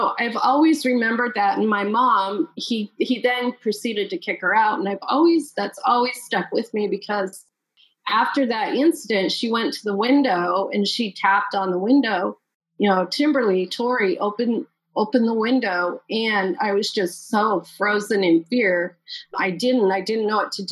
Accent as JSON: {"language": "English", "region": "Utah", "country": "United States", "tie": "born or raised there", "also_born_or_lived": "Salt Lake City, Utah / St. George, Utah", "said": "We moved a lot, and I mean a lot. We moved all the time, all over the state of Utah."}